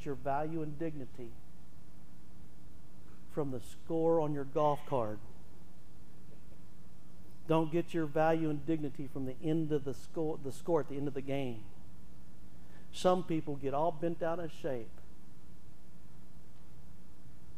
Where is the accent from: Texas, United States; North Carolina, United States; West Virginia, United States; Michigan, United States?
Texas, United States; now in Oklahoma, United States